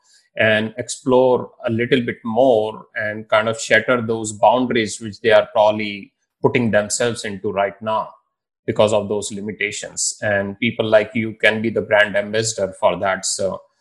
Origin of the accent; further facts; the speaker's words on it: Indore, Madhya Pradesh, India; I am from Indore